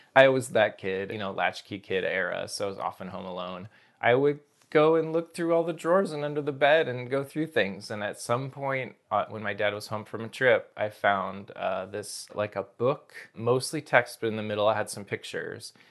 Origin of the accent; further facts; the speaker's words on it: Snohomish County, Washington, United States; also born or lived in Seattle; I was born in Seattle, and then grew up north of Seattle, uh, in Snohomish County